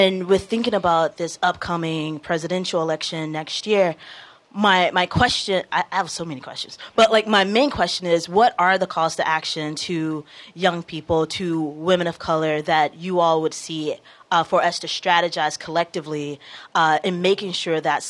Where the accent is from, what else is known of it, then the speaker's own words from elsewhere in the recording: St. Louis, Missouri, United States; moved away as an adult; now in Cambridge, United States; I'm in residence as a fellow here for the year, but I'm from St. Louis.